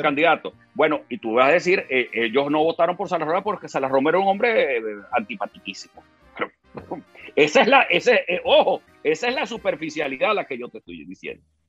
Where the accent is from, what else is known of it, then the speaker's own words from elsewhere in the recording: Venezuela; los venezolanos estamos más unidos que nunca